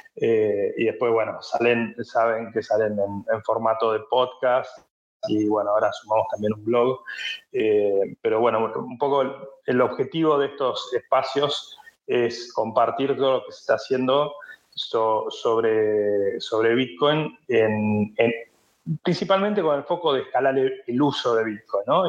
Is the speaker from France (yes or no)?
yes; France; accent: French; Spanish is a second language; also born or lived in Hong Kong; somos los tres franceses, pero quizás lo sabe ahora con mi acento